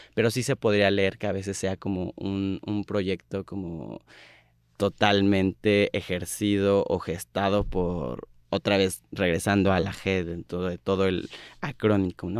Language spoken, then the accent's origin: Spanish; State of Mexico, Mexico; yo soy del Estado de México, yo soy una marica, pues sí, rural